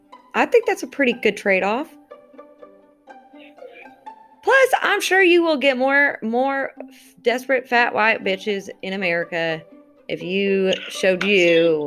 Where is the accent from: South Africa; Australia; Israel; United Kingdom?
Israel; English is a second language; also born or lived in California; I'm from Israel. So, you know, a couple. I mean, Israel's small, so, you know, got maybe 20 of us there.